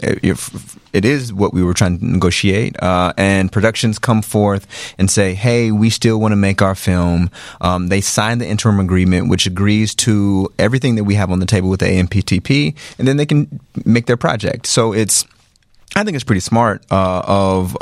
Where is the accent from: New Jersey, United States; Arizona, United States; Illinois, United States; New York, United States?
Illinois, United States; Chicago; I grew up in Chicago